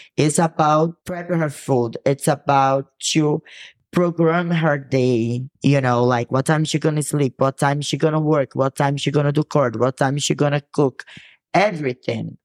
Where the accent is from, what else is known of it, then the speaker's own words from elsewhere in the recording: Brazil; English is a second language; moved away; I come from a city that has beach and it's very hot